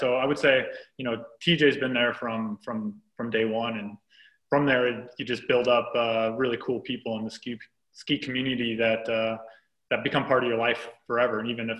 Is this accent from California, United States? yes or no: no; Leavenworth, Washington, United States; also born or lived in Twin Cities, Minnesota; Yeah, so I mean, I was born in the Twin Cities, but really I would consider my hometown the Cascade Mountains, in particular Leavenworth, Washington, where I grew up and went to elementary school, middle school, high school. It's a pretty cool place, a really small town. It was a logging town